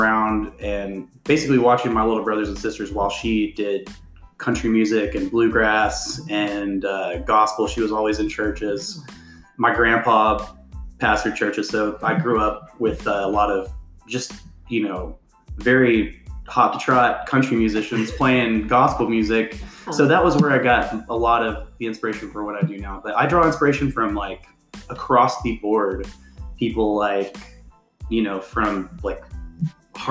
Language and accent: English; United States; I grew up on the Red River Certified River Rat